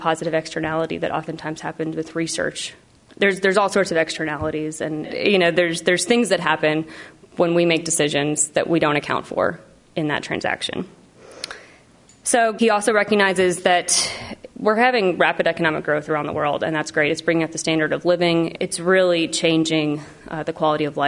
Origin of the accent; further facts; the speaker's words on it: Oak Ridge, Tennessee, United States; Oak Ridge didn't exist, so my hometown was not on the map